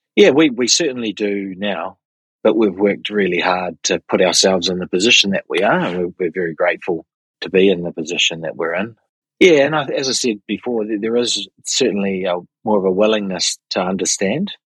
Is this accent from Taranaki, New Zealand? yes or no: no; Auckland, New Zealand; have been born and bred in Auckland, have spent my entire life in New Zealand